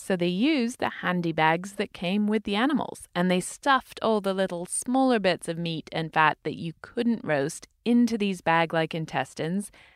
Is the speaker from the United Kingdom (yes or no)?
yes; United Kingdom; moved away; I'm British